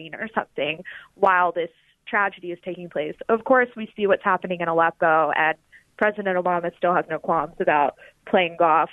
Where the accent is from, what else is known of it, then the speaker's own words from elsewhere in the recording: Alabama, United States; moved away as an adult; also born or lived in New Haven / New York; now in Washington, D.C., United States; I'm from the South. I'm from Alabama